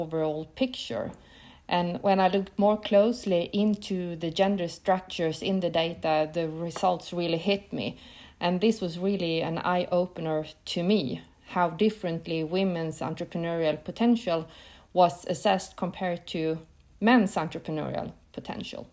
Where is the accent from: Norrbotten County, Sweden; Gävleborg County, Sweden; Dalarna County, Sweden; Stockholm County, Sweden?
Norrbotten County, Sweden; Piteå; I grew up in the north of Sweden, quite close to the Arctic Circle in a small city named Piteå